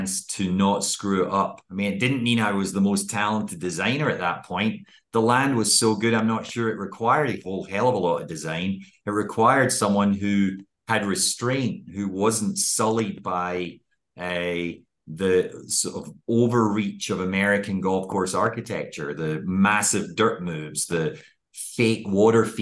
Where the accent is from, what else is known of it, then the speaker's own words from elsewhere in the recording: Scotland, United Kingdom; as a Scotsman